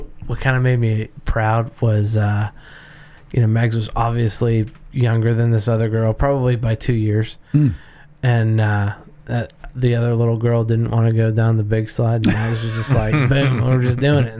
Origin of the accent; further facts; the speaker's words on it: United States; Because I'm an American and I don't like blue cheese.